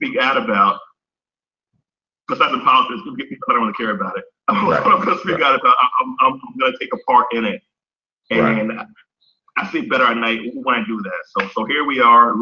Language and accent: English; New Rochelle, New York, United States; I am of Jamaican descent. I was born in New Rochelle, New York